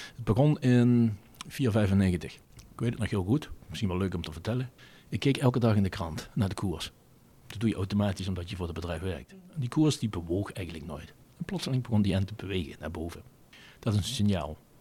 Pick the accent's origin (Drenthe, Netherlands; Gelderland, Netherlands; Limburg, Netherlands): Limburg, Netherlands; Venlo; accent: soft g; ben geboren en getogen in het Venloze land. Dat kan men denk ik ook wel voor een deel aan mijn zachte gij horen